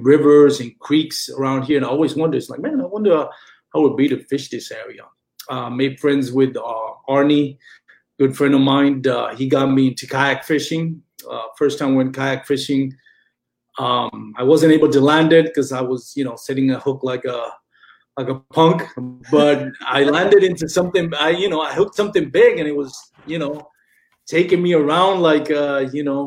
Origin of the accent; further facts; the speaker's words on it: Puerto Rico; moved away as an adult; now in Texas, United States; I was born and raised in Puerto Rico, lived there up until I was about 38. Moved to Texas here about 10 years ago